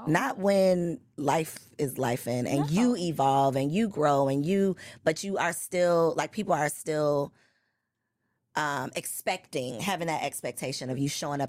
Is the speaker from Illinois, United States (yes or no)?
yes; Chicago, Illinois, United States